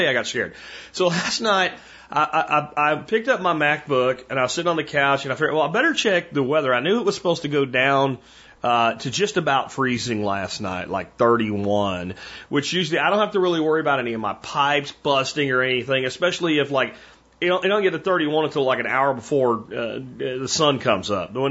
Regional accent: Pennsylvania, United States; moved away; That's winter where I come from, folks, and I come from Pennsylvania

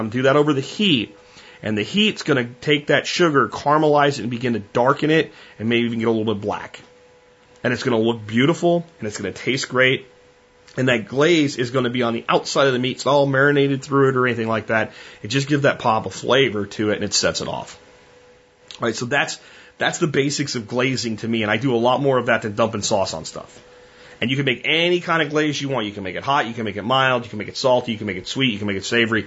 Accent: Texas, United States; We're from Texas.

